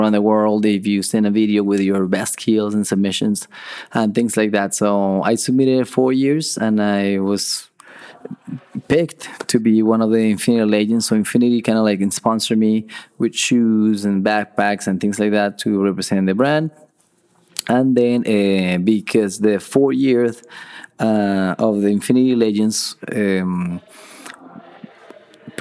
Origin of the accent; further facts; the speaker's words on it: Colombia; moved away as an adult; now in United States; I am from Colombia. I moved to the States about 10 years ago.